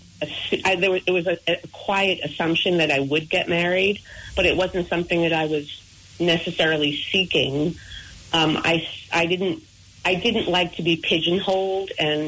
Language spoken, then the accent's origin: English; Long Island, New York, United States; I grew up on Long Island